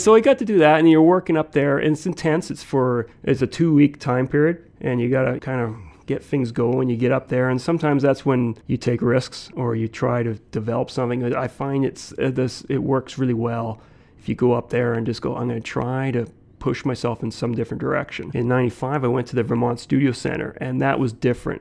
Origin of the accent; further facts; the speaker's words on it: Saskatoon, Saskatchewan, Canada; also born or lived in Gillingham, England; I grew up Saskatoon. It's where I've been. My parents immigrated here in 1966 when I was a one years old.